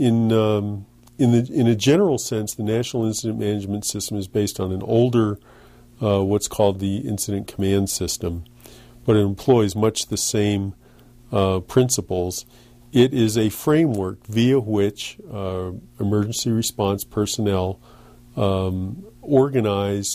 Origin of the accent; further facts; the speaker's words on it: East Coast, United States; moved away as an adult; now in Los Alamos, United States; I was from the East Coast.